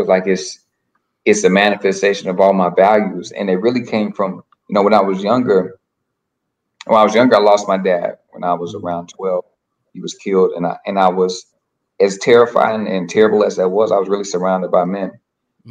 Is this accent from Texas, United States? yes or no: no; Little Rock, Arkansas, United States; moved away as an adult; now in Boston, United States; I'm from Little Rock, Arkansas. I live in Boston now. Been out here for 7 years.